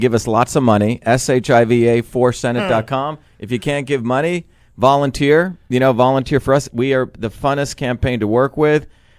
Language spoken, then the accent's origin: English; New Jersey, United States; also born or lived in Bombay, India; I grew up in New Jersey, man, with Italians. I grew up with, you know, I grew up in Newark and Patterson and Clifton.